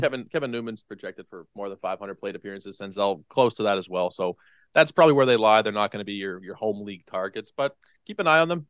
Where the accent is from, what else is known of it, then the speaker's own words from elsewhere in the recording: Canada; as a Canadian